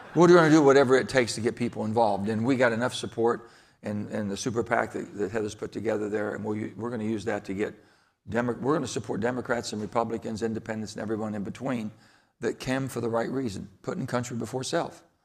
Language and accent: English; Farmington, West Virginia, United States; Growing up as a boy in, in the little Farmington, West Virginia, number nine, the coal mining towns